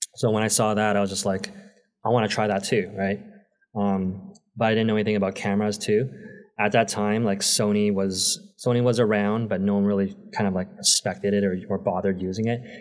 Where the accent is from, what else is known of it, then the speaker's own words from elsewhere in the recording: Toronto, Ontario, Canada; I grew up in Toronto most of my life.